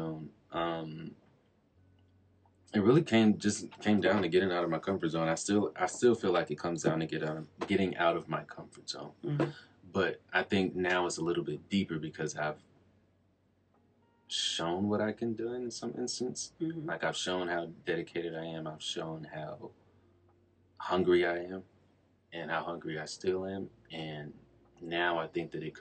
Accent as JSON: {"language": "English", "region": "South Carolina", "country": "United States", "tie": "born or raised there", "moved": "as an adult", "lives_now": "Atlanta, United States", "said": "I moved to Atlanta from South Carolina"}